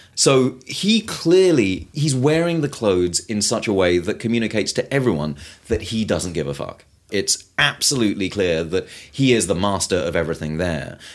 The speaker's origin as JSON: {"language": "English", "country": "United Kingdom", "said": "I'm British"}